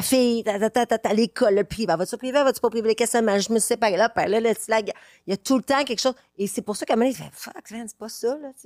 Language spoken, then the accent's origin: French; Quebec City, Quebec, Canada; je viens de Québec